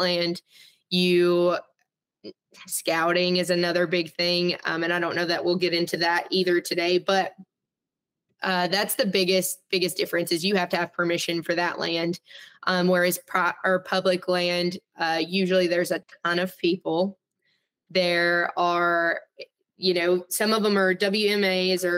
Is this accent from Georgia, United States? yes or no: no; Arkansas, United States; I grew up hunting in Arkansas